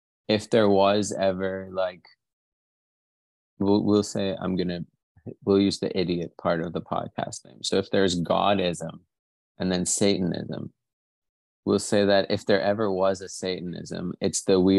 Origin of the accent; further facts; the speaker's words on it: Pakistan; I'm Pakistani